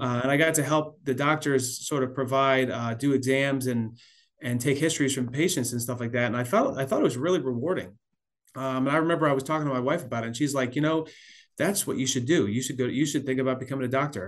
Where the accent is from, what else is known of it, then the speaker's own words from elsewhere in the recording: South Florida, United States; also born or lived in Pennsylvania / Washington / California / Missouri; now in Atlanta, United States; I was born in Pennsylvania, grew up in South Florida